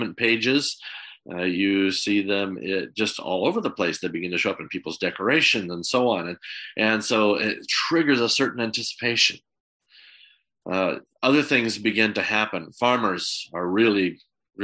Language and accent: English; United States; moved away; growing up in America